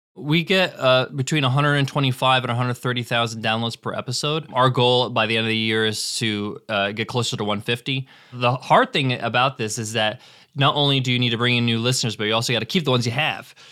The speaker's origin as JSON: {"language": "English", "country": "United States", "tie": "born or raised there", "said": "I was born in the States"}